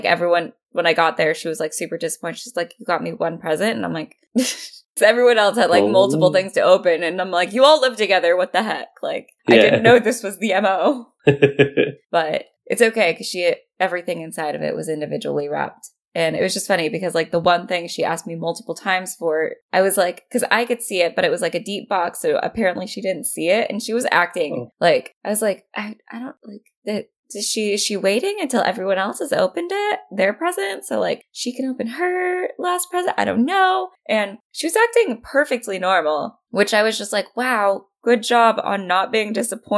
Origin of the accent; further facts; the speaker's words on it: United States; I'm American